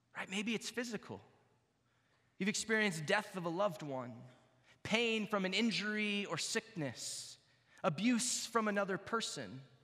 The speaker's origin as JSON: {"language": "English", "region": "Texas", "country": "United States", "tie": "born or raised there", "moved": "yes", "lives_now": "Iowa, United States", "said": "I grew up in Texas and I'm actually becoming an Iowan, I think, officially"}